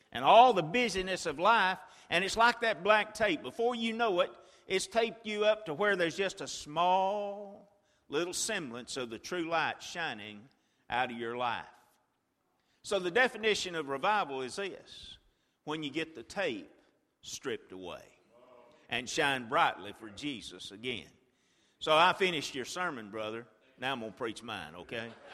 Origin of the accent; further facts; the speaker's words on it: Chilton County, Alabama, United States; when I was a boy, I grew up in Chilton County, Alabama